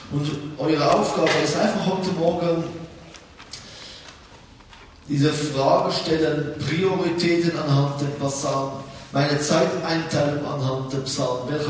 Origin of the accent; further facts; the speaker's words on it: Israel; aber auch ich bin in Israel aufgewachsen. Äh, meine Eltern sind 1973 von der Schweiz nach Israel gegangen